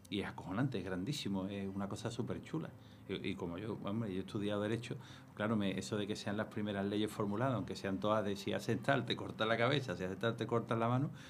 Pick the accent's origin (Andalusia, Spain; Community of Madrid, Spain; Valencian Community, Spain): Andalusia, Spain; soy andaluz